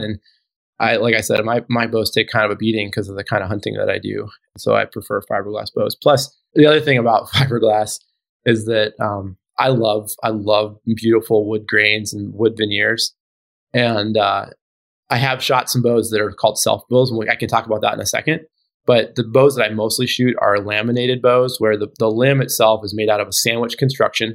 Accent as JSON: {"language": "English", "region": "Alaska", "country": "United States", "tie": "born or raised there", "said": "I grew up in Alaska."}